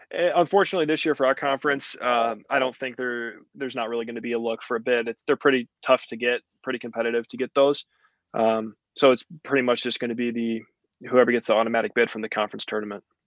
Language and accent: English; Eureka, United States; playing for Eureka, like the hometown ball